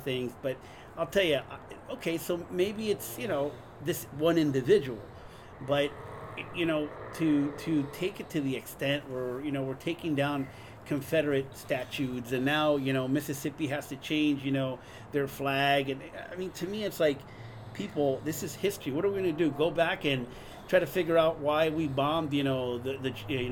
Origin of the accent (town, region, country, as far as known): Guadalajara, Jalisco, Mexico; born or raised there; moved away; also born or lived in Hollywood, California, United States